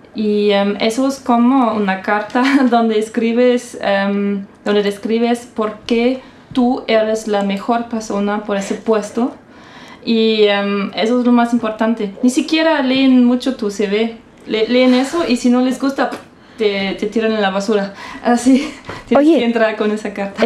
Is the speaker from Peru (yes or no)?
no; Saarbrücken, Saarland, Germany; accent: Saarland dialect; Spanish is a second language; now in Stuttgart, Germany; yo no nací en Stuttgart, eso es muy importante. Yo estoy viviendo en Stuttgart, pero yo nací en Saarbrücken y acá el dialecto es salendish